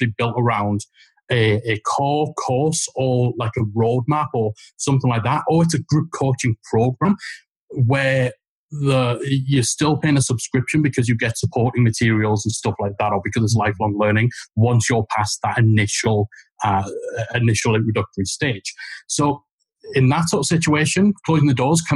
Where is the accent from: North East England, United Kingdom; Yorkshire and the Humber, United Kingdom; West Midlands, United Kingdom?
North East England, United Kingdom; Geordie; accent: Geordie; Geordie voices